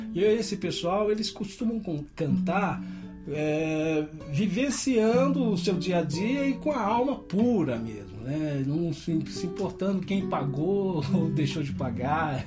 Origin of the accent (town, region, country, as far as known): Teófilo Otoni, Minas Gerais, Brazil; born or raised there; moved away; also born or lived in Belo Horizonte / Campinas